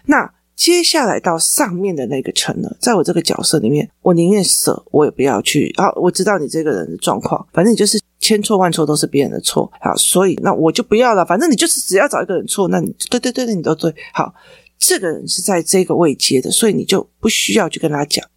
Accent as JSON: {"language": "Chinese", "town": "Taichung", "country": "Taiwan", "said": "我们台中人"}